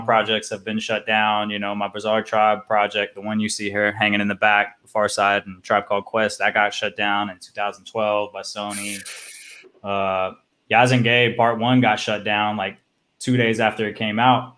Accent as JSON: {"language": "English", "town": "Nashville", "region": "Tennessee", "country": "United States", "tie": "born or raised there", "also_born_or_lived": "San Francisco Bay Area, California", "moved": "yes", "lives_now": "Croatia", "said": "I'm from Nashville, actually"}